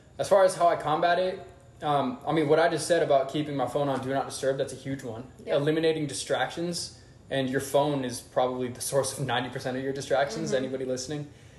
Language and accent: English; Atlanta, Georgia, United States; also born or lived in Waterloo, Iowa; I moved from there in 2005. I was about 8, 9 years old at the time. So pretty much all my formative years were here in Atlanta.